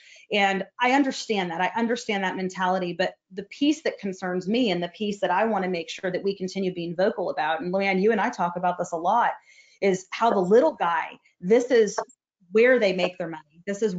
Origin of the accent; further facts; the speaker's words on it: United States; we're American.